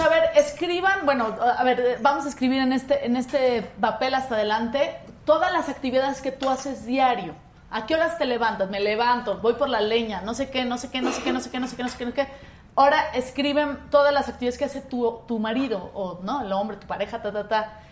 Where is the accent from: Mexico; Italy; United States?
Mexico; a mí como mexicana